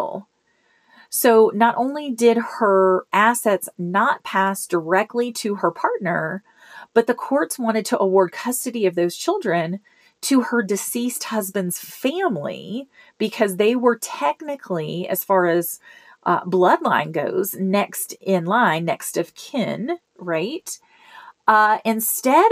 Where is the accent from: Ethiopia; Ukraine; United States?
United States; Memphis, Tennessee; now in Colorado, United States; my hometown in Memphis